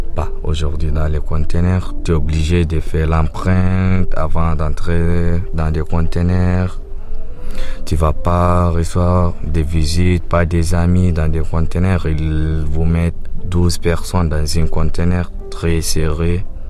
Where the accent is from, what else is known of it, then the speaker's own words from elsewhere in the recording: Sudan; moved away as an adult; also born or lived in Libya / Germany; now in Calais, France; chez moi au Soudan